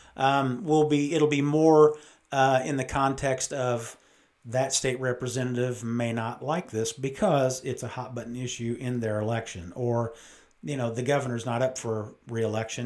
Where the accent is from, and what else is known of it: United States; born or raised there; also born or lived in Great Falls, Montana